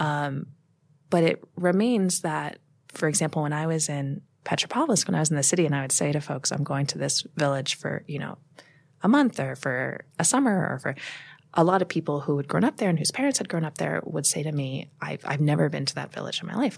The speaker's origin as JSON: {"language": "English", "country": "United States", "also_born_or_lived": "Moscow, Russia / Kamchatka, Russia", "lives_now": "Brooklyn, United States", "said": "I'm very American."}